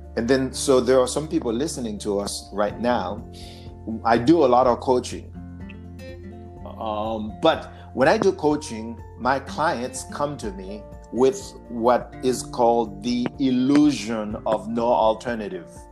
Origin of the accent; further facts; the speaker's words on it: Haiti; accent: Haitian; English is a second language; now in United States; my accent, because I'm Haitian